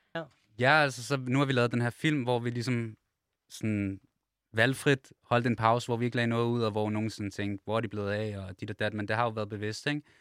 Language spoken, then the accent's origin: Danish; Copenhagen, Capital Region of Denmark, Denmark; vi kommer alle sammen fra København, og alle sammen vokset op sådan steder